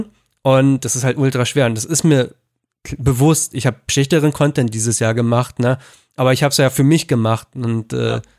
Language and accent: German; Berlin suburbs, Brandenburg, Germany; da ich am Speckgürtel von Berlin groß geworden bin